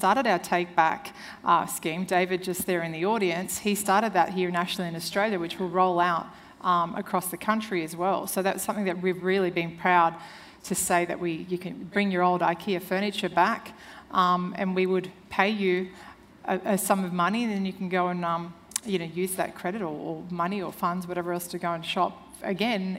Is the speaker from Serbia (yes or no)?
yes; Serbia; moved away; I'm originally from Serbia, and when I was 8, I remember my mother killing a chicken